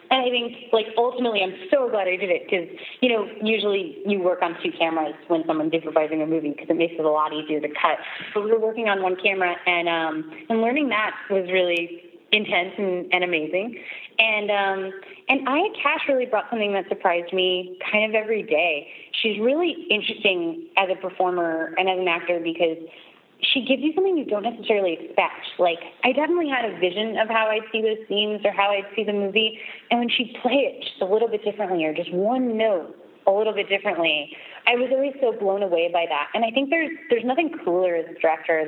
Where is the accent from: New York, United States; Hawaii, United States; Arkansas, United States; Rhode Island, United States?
New York, United States; I grew up in New York, like, just going to museums and looking at photography endlessly